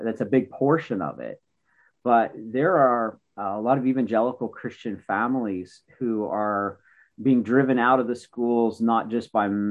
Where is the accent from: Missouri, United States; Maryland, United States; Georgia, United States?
Maryland, United States; Western; I grew up in Western Maryland